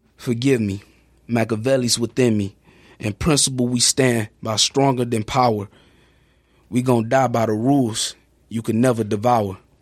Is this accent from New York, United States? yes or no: no; Houston, Texas, United States; now in Sheboygan, United States; my community that I grew up